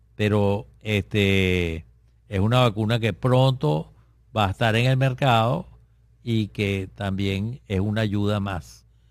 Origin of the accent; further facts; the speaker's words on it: Venezuela; en nuestro país, que es Venezuela, eh, donde yo vivo todavía